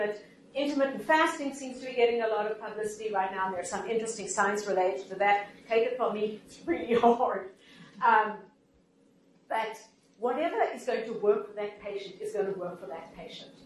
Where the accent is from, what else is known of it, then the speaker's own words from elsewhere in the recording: Canada; I'm from Canada